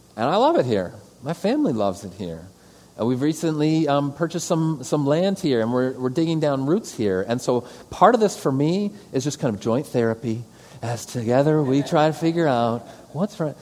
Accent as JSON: {"language": "English", "town": "Detroit", "region": "Michigan", "country": "United States", "also_born_or_lived": "Thailand / St. Louis / Arizona", "moved": "as an adult", "said": "I'm a kid from the suburbs. I'm from Metro Detroit originally."}